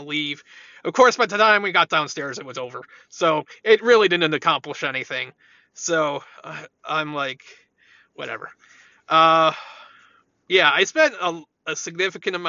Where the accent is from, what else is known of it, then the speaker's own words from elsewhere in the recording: Illinois, United States; I'm from Illinois